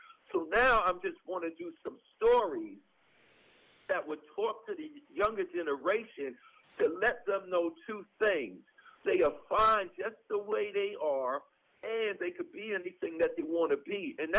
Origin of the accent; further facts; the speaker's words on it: New York City, New York, United States; I've always rapped about growing up in Hollis, Queens.